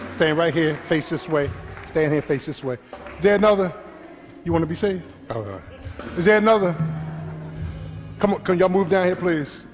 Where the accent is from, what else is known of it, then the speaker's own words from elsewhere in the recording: Philadelphia, Pennsylvania, United States; I'm from Philly, man.